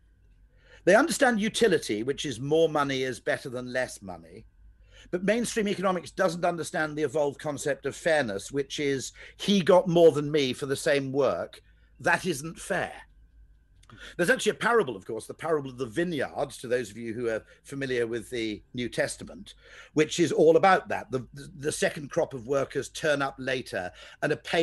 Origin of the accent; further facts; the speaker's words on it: Welsh, Wales, United Kingdom; I'm Welsh